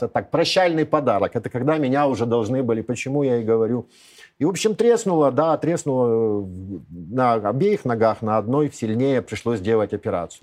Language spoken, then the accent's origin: Russian; Kyiv, Ukraine; moved away as an adult; Я не единственный киевлянин